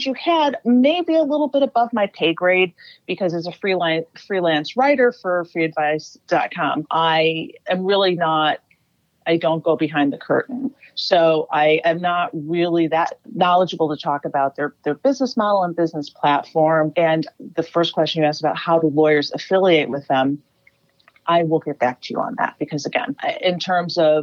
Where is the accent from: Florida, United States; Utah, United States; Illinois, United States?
Illinois, United States; Chicago; Chicago, Illinois, Northside, Lincoln Park neighborhood.